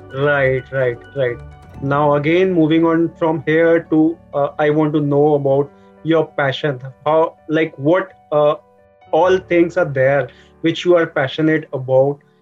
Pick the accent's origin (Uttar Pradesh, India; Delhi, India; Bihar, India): Uttar Pradesh, India; I am from Uttar Pradesh